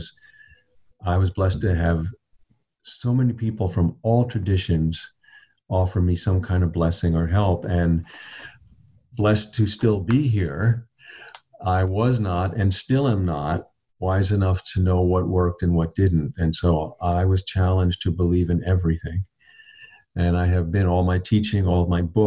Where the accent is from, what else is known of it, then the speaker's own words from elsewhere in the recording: Long Island, New York, United States; when I was a boy and I grew up on Long Island in New York